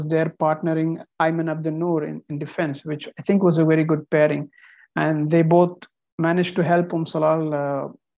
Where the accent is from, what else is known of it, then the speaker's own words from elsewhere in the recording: Qatar; I'm actually from India, but I was born and raised in Qatar